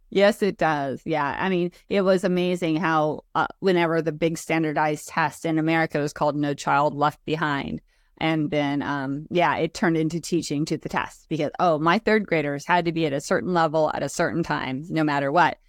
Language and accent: English; Oregon, United States; I was born and raised here in Oregon